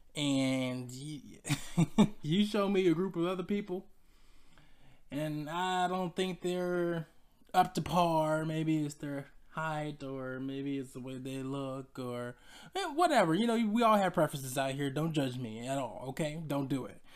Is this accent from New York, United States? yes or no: no; Decatur, Georgia, United States; I'm from Atlanta, Georgia. You know, the sub, suburbs of Decatur, Georgia, to be exact